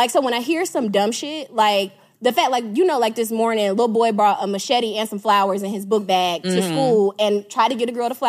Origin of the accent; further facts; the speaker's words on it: DeKalb County, Georgia, United States; I grew up in DeKalb County.